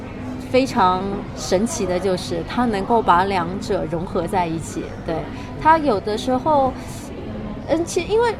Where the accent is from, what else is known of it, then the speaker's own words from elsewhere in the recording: Shanghai, China; accent: Taiwanese; also born or lived in Taiwan / Beijing; 我在台湾只待了七年，然后我现在。二十五周岁，也就是说，另外的十八年更多都是待在上海，当然也有近六七年是在北京，因为我现在在北京读大学，读研究生。